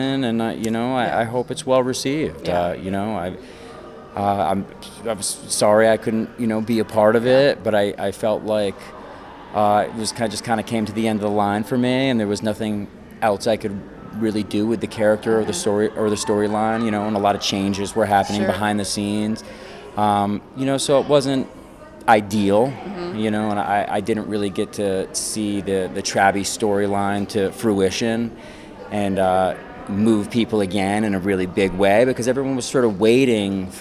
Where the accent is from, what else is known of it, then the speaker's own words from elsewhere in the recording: Connecticut, United States; I actually grew up in Connecticut. You know, I'm from New England